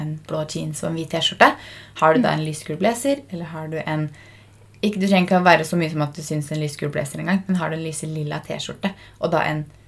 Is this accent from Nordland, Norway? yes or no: no; Fredrikstad, Østfold, Norway; now in Oslo, Norway; Nå var vi jo hjemme i Fredrikstad fra onsdag kveld til mandag kveld